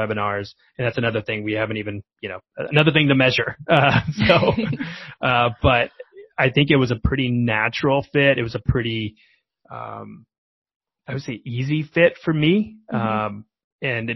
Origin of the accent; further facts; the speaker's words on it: Oklahoma, United States; moved away as an adult; also born or lived in Washington, D.C. / Denver; now in Bay Area, United States; I'm from Middle America, Oklahoma, where product marketing wasn't really a thing.